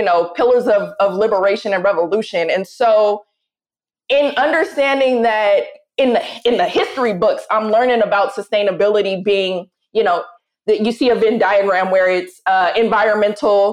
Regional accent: Oakland, California, United States; growing up in Oakland sets the tone and the temperature for who I am

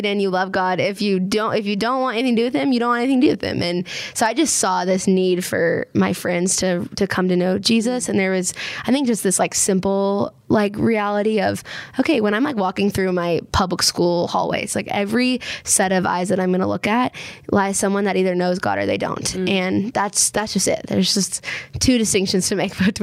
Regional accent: Minnesota, United States; now in Waco, United States; growing up in Minnesota

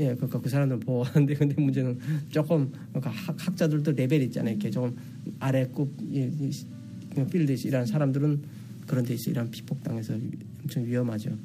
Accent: North Korea; moved away as an adult; also born or lived in South Korea; now in Texas, United States; 북한에서 왔다는 걸

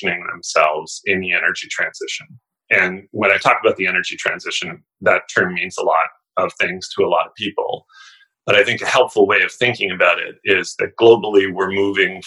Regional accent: Canada; as a Canadian, and I should say that I'm speaking as a Canadian citizen

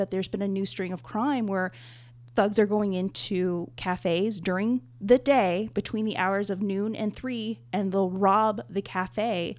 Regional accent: New Orleans, Louisiana, United States; moved away; I'm originally from New Orleans, and yeah, you hear me how I'm pronouncing it, New Orleans

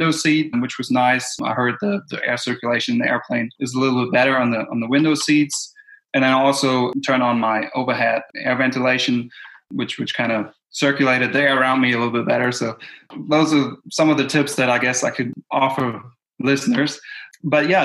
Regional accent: Germany; moved away as an adult; now in Tennessee, United States; Originally, I'm from Germany and I moved here to Tennessee due to school.

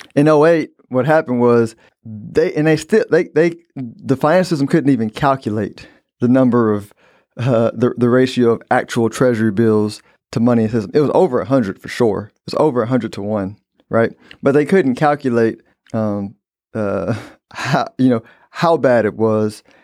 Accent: United States; I'm an American

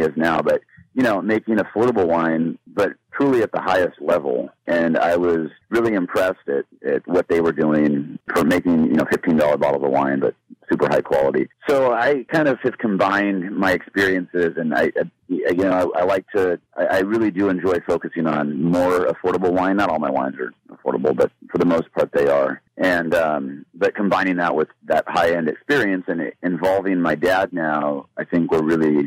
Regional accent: St. Helena, California, United States; I grew up in St. Helena.

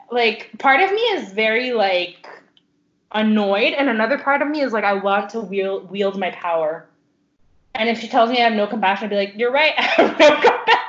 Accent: Chicago, Illinois, United States; I'm from Chicago. Don't fuck with me.

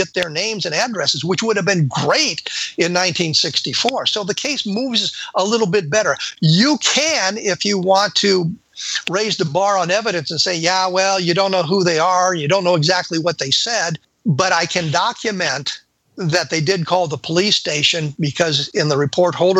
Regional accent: Colorado, United States; I lived in Colorado in 1964. I was growing up in Colorado in 1964

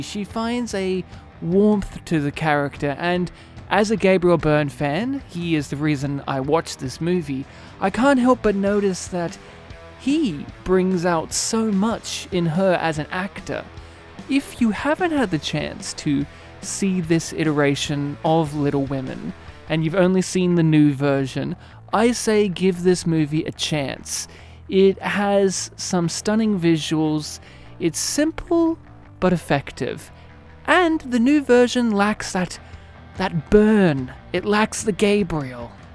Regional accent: Australia; As an Australian

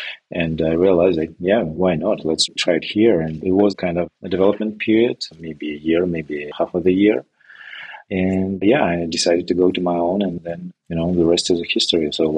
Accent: Belarus; English is a second language; moved away as an adult; now in Canada; I'm moving from Belarus, which is a country of former Soviet Republic, and it was not my decision, but my wife.

